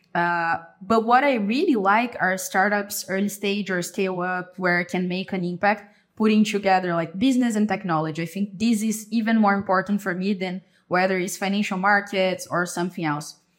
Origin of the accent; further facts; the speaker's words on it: Avaré, São Paulo, Brazil; moved away as an adult; now in São Paulo, Brazil; I'm from Brazil. I was born and raised in Avaré, a city in the countryside. Currently, I live in São Paulo